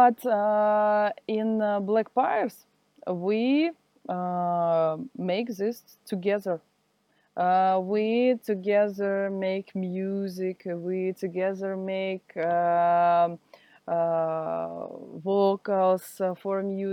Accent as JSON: {"language": "English", "region": "Siberia", "country": "Russia", "second_language": "English", "moved": "as an adult", "lives_now": "Saint Petersburg, Russia", "said": "now I am live in Saint Petersburg. Do you hear about this city? It's a city near Moscow. But I am from Siberia"}